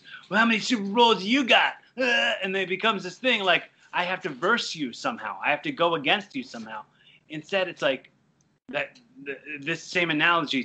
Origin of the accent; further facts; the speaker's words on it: Philadelphia, Pennsylvania, United States; I grew up in the Philly area